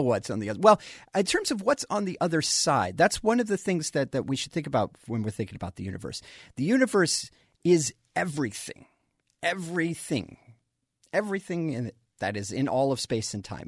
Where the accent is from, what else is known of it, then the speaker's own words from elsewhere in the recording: Colorado, United States; I grew up in Colorado.